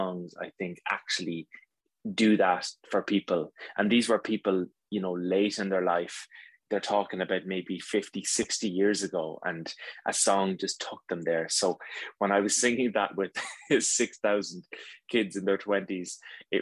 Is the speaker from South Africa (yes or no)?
no; Ireland; as an Irish man